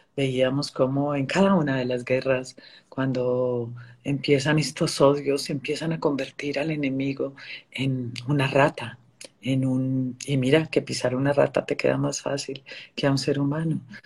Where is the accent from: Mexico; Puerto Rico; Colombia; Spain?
Colombia; lo viví en mi tierra y eh, vengo de la guerra de Colombia